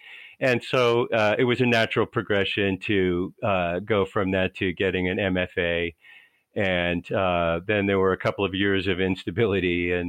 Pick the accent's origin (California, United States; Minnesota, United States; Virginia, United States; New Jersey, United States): California, United States; Southern; moved away as an adult; also born or lived in Murray, Kentucky; now in Charlotte, United States; I grew up in Southern California